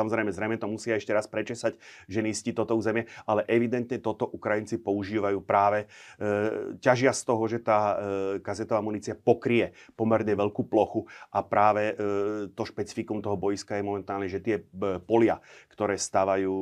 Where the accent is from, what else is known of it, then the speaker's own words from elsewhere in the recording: Nová Baňa, Banská Bystrica Region, Slovakia; v mojom rodnom meste v Novej Bani